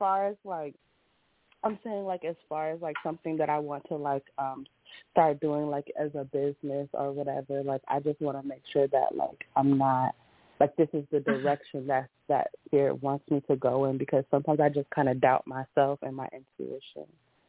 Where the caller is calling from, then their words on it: Woodbridge, Virginia, United States; I'm calling from Woodbridge, Virginia.